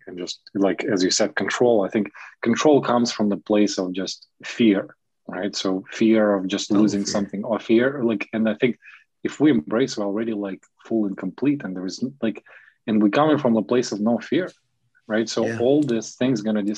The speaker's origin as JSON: {"language": "English", "country": "Germany", "tie": "born or raised there", "moved": "yes", "lives_now": "Canada", "said": "growing up in Germany, where it's like all white"}